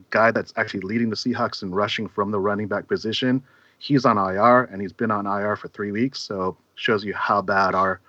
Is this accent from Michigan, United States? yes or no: no; Seattle, Washington, United States; I'm from Washington